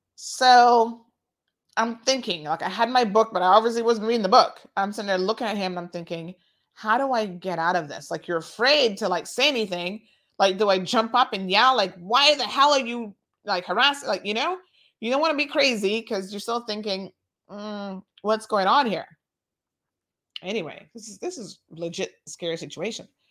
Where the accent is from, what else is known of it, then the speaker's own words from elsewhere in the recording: Tampa, Florida, United States; I grew up in Tampa